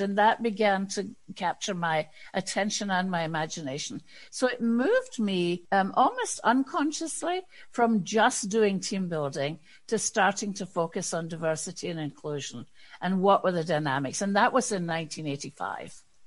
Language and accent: English; Scotland, United Kingdom; moved away as an adult; a white woman from Scotland